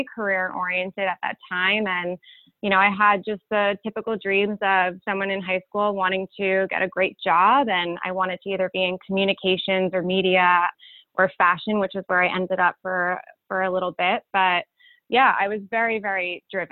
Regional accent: Cold Spring Harbor, New York, United States; moved away as an adult; now in London, United Kingdom; I currently live in London, but I'm from Cold Spring Harbor, Long Island

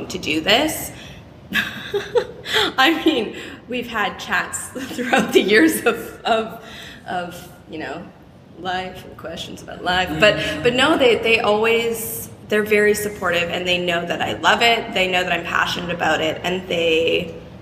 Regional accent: Eastern Townships, Quebec, Canada; there was a few companies where I grew up in the Eastern Townships in Quebec

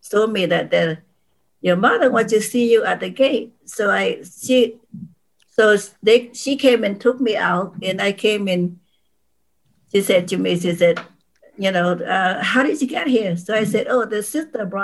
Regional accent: Vietnam; English is a second language; also born or lived in North Vietnam / South Vietnam; now in United States; we came from North Vietnam to South Vietnam

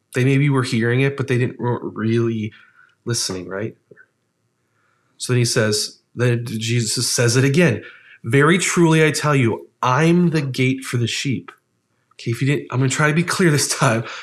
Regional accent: Ohio, United States; moved away; spent some time as a kid living in Ohio

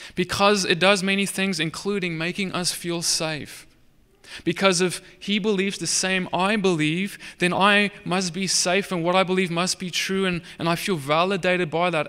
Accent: Cape Town, Western Cape, South Africa; moved away as an adult; now in United States; I'm from South Africa. I'm, you, I guess you could say Dutch heritage. And, um, I, I, I, I grew up there my whole life

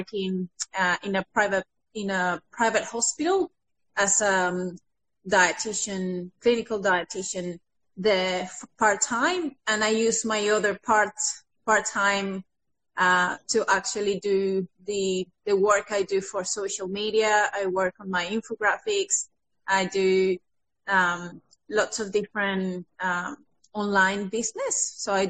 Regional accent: Venezuela; English is a second language; moved away as an adult; now in Australia; So I came from Venezuela 6 years ago. Once I graduated as a dietitian back home

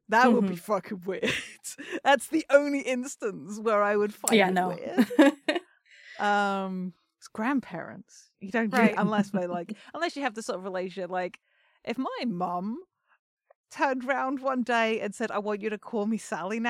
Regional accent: Kolkata, West Bengal, India; now in United States; I grew up in Calcutta, like, around punks and hippies as well

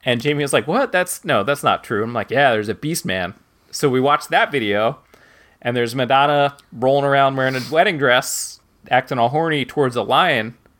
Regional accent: New Jersey, United States; growing up in New Jersey

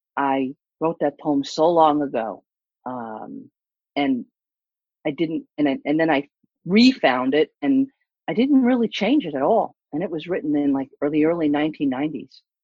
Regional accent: East Coast, United States; moved away; also born or lived in California; I'm from the East Coast.

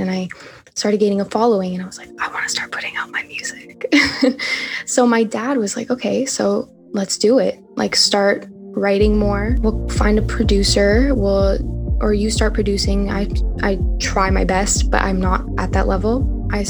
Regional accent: Montreal, Quebec, Canada; I'm from Montreal, Canada

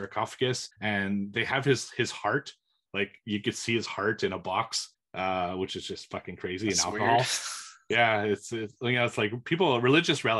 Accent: Montreal, Quebec, Canada; I grew up in Montreal

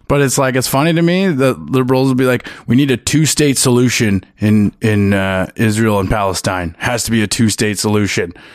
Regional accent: Ottawa, Ontario, Canada; also born or lived in Sault Ste. Marie; I grew up in Ottawa

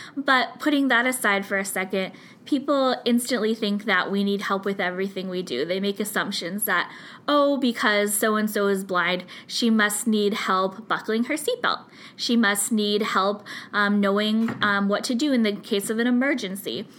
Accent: California, United States; I'm from California

